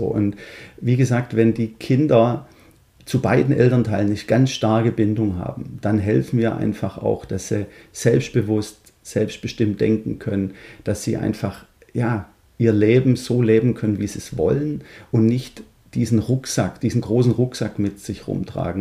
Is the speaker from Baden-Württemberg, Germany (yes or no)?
yes; Stuttgart, Baden-Württemberg, Germany; accent: Swabian; moved away as an adult; now in Netherlands; ich bin 47 Jahre gebürtiger Schwabe aus Stuttgart, was man wahrscheinlich unschwer hören kann